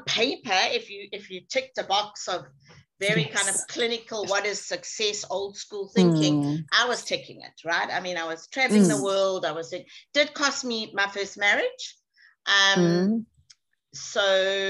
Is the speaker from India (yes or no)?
no; South Africa; also born or lived in England; Being South African was very interesting for me